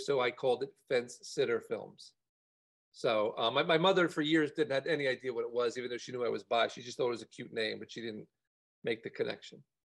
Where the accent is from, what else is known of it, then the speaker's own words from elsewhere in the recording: New Jersey, United States; moved away as an adult; also born or lived in Los Angeles, United States; I grew up in, uh, in, in, New Jersey um, near Rutgers University in a very liberal town